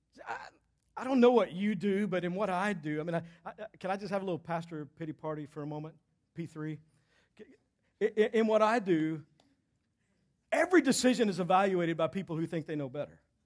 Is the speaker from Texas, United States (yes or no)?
yes; Texas, United States; I'm from Texas